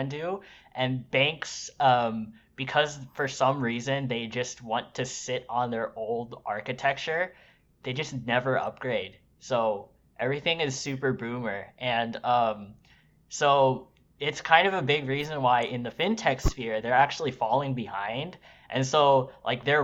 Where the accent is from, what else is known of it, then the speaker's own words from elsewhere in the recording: California, United States; moved away; I grew up in California